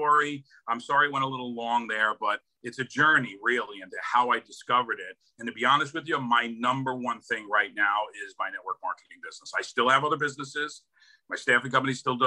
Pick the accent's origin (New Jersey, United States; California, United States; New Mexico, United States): New Jersey, United States; Hoboken; So born and raised in New Jersey, Hoboken, New Jersey.